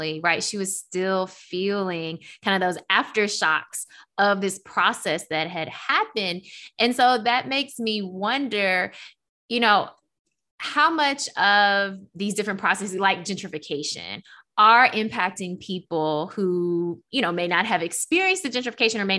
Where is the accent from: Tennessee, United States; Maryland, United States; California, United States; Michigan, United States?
Tennessee, United States; Memphis; moved away as an adult; also born or lived in Washington, D.C.; I am originally from Memphis